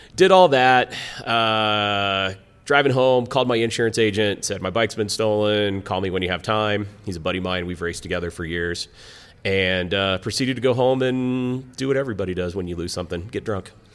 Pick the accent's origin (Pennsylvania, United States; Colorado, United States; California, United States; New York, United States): Colorado, United States; Lakewood; also born or lived in Greeley, Colorado; I grew up in Lakewood, it's Morrison Road.